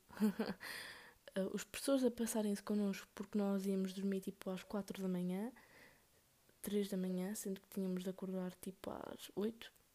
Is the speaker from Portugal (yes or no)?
yes; Northern Portugal, Portugal; aqui no norte nós somos tipo. Oh, vamos a algum lado? Ou bora a algum lado?